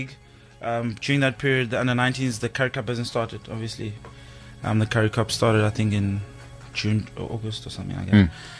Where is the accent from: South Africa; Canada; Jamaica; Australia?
South Africa; King William's Town, Eastern Cape; now in Cape Town, South Africa; I grew up in a small town in the Eastern Cape. King Williamstown, and I went to Dell College